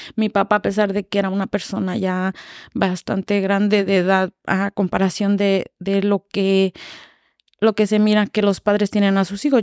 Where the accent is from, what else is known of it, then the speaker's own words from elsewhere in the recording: Irapuato, Guanajuato, Mexico; moved away as an adult; Yo soy de Irapuato, Guanajuato, bueno, un pueblito de Irapuato, Guanajuato, se llama La Trinidad Temascatío